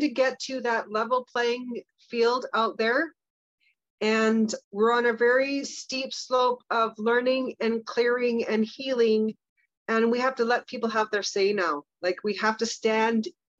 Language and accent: English; Kamloops, British Columbia, Canada; I'm from Kamloops